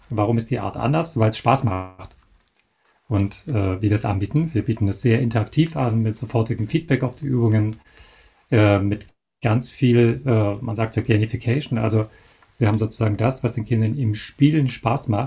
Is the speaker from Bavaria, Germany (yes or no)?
yes; Bavaria, Germany; Ich habe es trotzdem gemacht, ähm, weil man, gut, ich komme ja aus Bayern